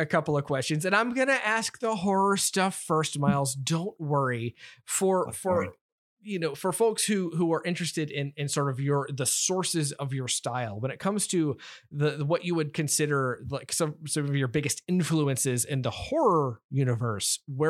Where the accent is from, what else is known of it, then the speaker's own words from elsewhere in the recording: South Carolina, United States; Is it? I'm from South Carolina. I don't get the cut.